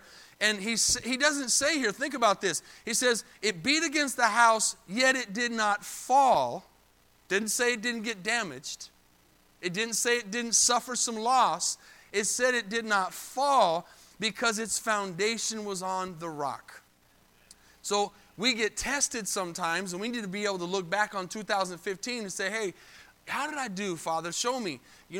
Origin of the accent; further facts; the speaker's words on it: Arizona, United States; now in Texas, United States; I'm from Arizona. I'm not from Texas.